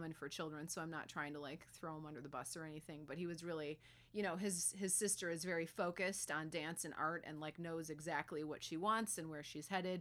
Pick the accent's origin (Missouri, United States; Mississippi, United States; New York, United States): New York, United States; Buffalo; moved away; I'm from Buffalo, New York